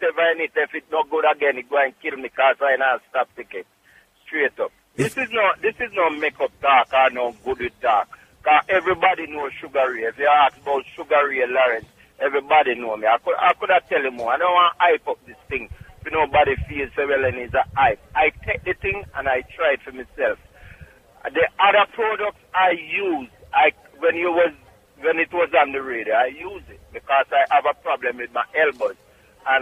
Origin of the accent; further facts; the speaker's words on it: Clark's Town, Trelawny, Jamaica; now in New York, United States; Clarkstown, Jamaica, Trelawney.